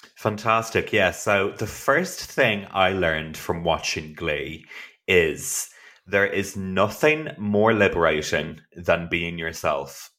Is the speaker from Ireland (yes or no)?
yes; Ireland; I am from Ireland